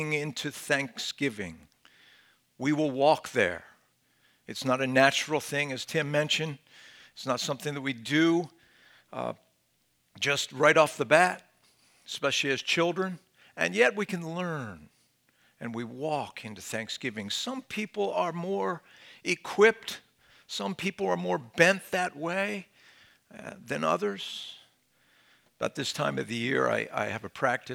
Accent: Philadelphia, Pennsylvania, United States; I'm from Philadelphia

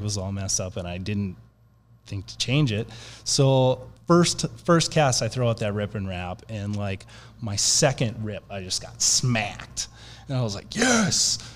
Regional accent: Minnesota, United States; moved away; I'm originally from Minnesota

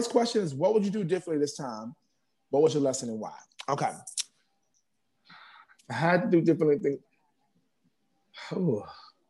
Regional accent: New York City, New York, United States; also born or lived in Bronx; I'm from Harlem, but I'm up in the Bronx now.

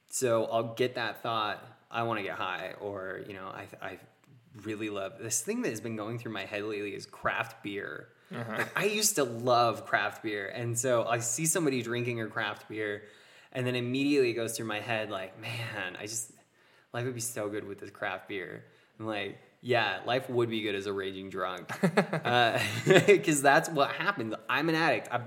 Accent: Utah, United States; But We're from Utah, man. You gotta gotta be familiar with it.

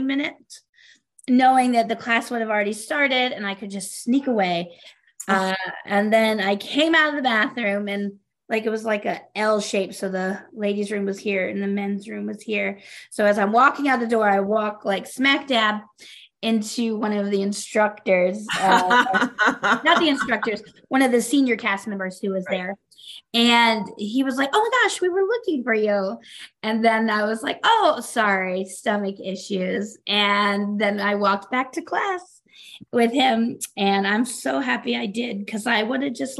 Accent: the South, United States; moved away as an adult; now in Minnesota, United States; I grew up in the South

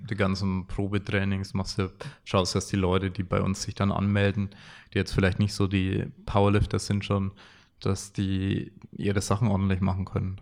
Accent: Franconia, Bavaria, Germany; Die äh, Frankenmentalität bei uns

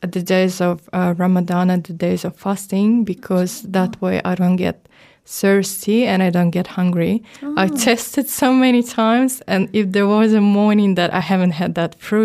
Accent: Ukraine; I'm from Ukraine

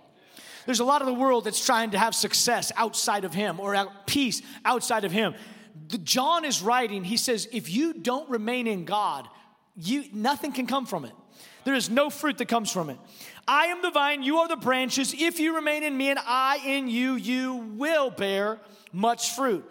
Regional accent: Texas, United States; I'm from Texas

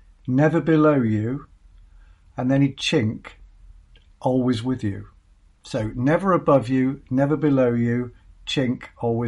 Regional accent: Plymouth, South West England, United Kingdom; moved away; I loved growing up in Plymouth

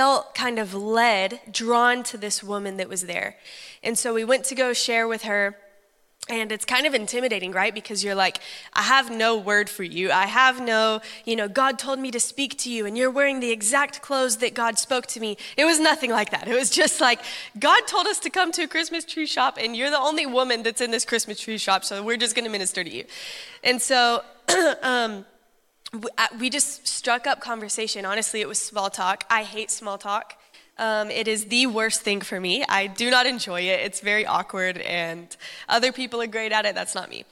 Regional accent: Texas, United States; I'm from Texas

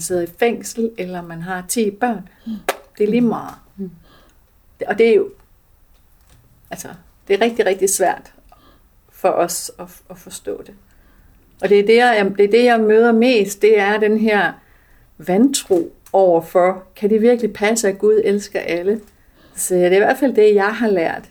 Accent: Denmark; jeg er født i Danmark

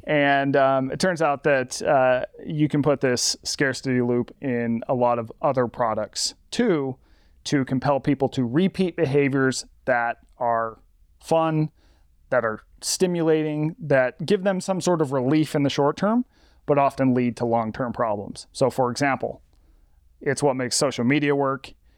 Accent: Las Vegas, Nevada, United States; my hometown of Las Vegas

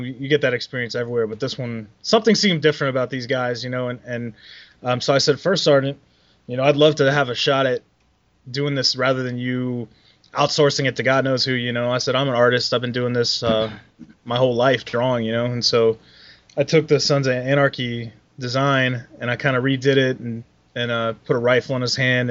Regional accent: Columbus, Ohio, United States; also born or lived in Germany; I'm from Columbus, Ohio, and I'm back here now.

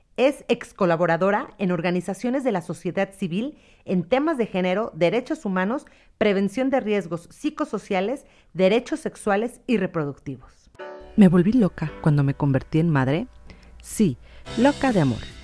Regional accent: Mexico; una mexicana enamorada de su maternidad

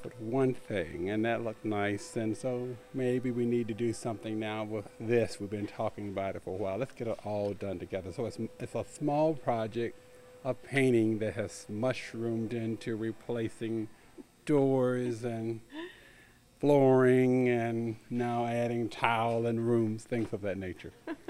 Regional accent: Bowie, Maryland, United States; from Bowie.

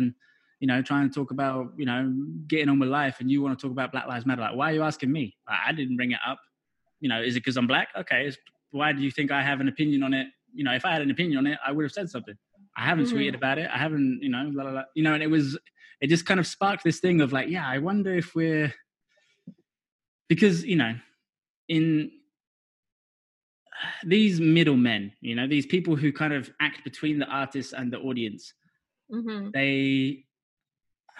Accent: England, United Kingdom; moved away; personally I'm English

